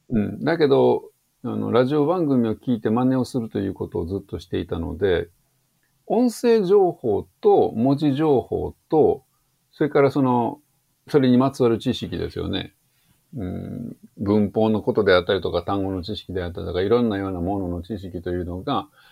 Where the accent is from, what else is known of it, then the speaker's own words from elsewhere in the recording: rural Tokushima, Japan; 徳島の田舎で育っているので、そもそも英会話学校が近くにないですよ